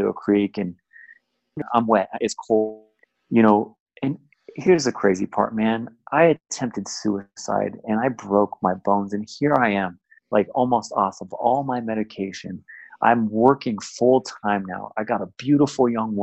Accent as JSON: {"language": "English", "town": "San Jose", "region": "California", "country": "United States", "tie": "born or raised there", "moved": "as an adult", "lives_now": "Southern California, United States", "said": "I was born and raised in the Bay"}